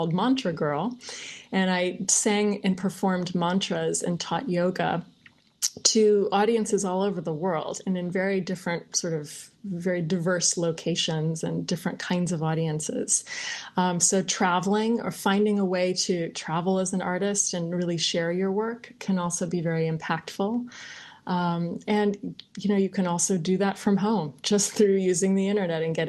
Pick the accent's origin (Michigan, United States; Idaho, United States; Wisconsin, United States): Michigan, United States; Ann Arbor; moved away as an adult; now in Bangkok, Thailand; I grew up in Michigan in a really sort of nice, comfortable hometown, Ann Arbor, Michigan